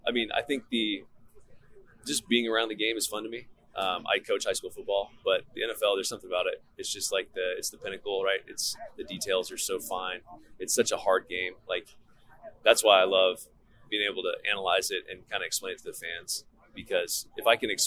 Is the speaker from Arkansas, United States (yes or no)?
no; California, United States; we're from California